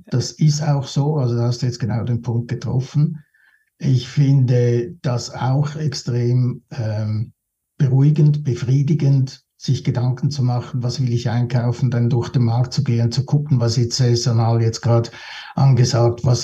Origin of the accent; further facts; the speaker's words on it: Switzerland; wenn sich halt die Wellen aufbauen vor dir, zwei, bei mir als Schweizer natürlich.